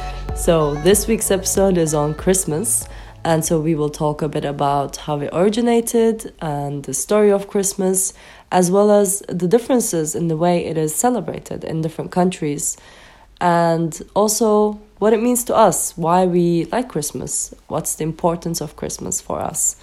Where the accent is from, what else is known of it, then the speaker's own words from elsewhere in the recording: Turkey; also born or lived in United Kingdom; now in Budapest, Hungary; we don't celebrate it in Turkey